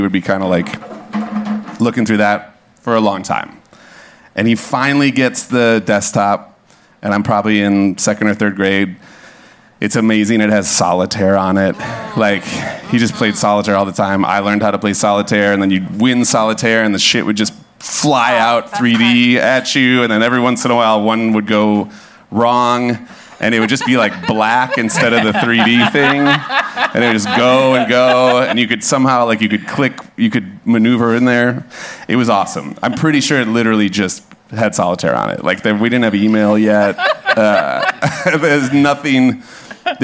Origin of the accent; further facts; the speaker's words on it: Hopkins, Minnesota, United States; I grew up in Hopkins, which is like 20 minutes west of the cities, a little like working class suburb